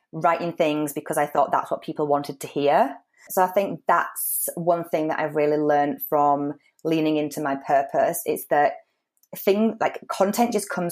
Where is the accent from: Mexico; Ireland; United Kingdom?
United Kingdom; moved away as an adult; also born or lived in Spain; come back to the UK and meet somebody from my hometown